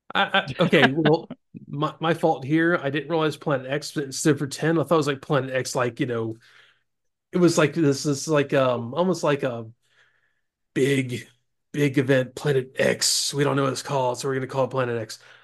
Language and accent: English; Florida Panhandle, United States; I grew up in Florida.